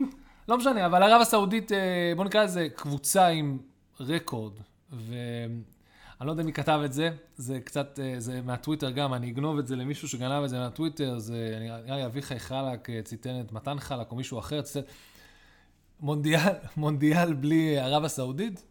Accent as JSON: {"language": "Hebrew", "country": "Israel", "tie": "born or raised there", "said": "גדלנו בארץ ישראל"}